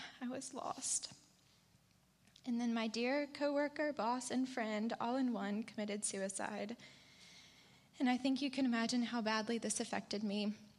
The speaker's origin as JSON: {"language": "English", "town": "Montgomery", "region": "Alabama", "country": "United States", "tie": "born or raised there", "said": "I was born and raised here in Montgomery, an only child to two very loving parents."}